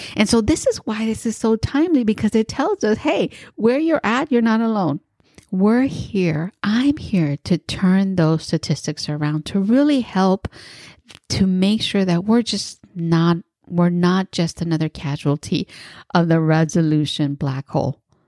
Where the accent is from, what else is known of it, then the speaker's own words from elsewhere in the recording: East Bay, California, United States; I am from the East Bay and my neighbor is San Francisco